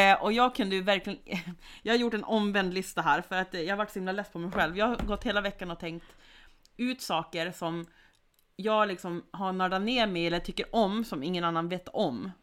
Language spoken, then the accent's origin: Swedish; Sweden; jag som svensk